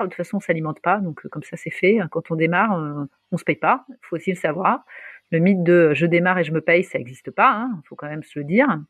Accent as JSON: {"language": "French", "town": "Paris", "region": "Île-de-France", "country": "France", "tie": "born or raised there", "also_born_or_lived": "Luxembourg", "moved": "as an adult", "said": "on est à Paris, je suis parisienne, même si j'étais partie, je suis revenue."}